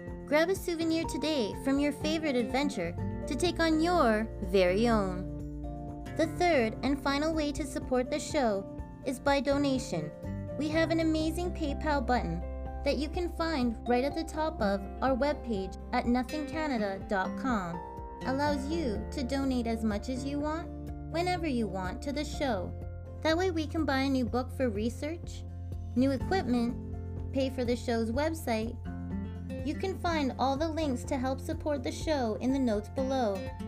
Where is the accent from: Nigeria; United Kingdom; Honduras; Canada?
Canada; I'm Canadian Girl